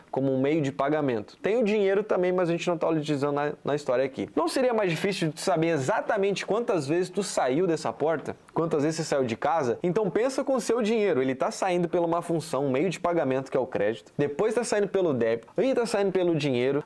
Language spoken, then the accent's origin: Portuguese; Florianópolis, Santa Catarina, Brazil; eu sou aqui de Floripa, tô morando aqui em Jurerê